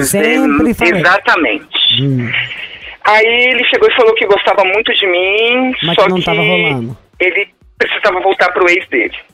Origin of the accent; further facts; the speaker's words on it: Vila Velha, Espírito Santo, Brazil; Bom, eu sou de Vila Velha, Espírito Santo.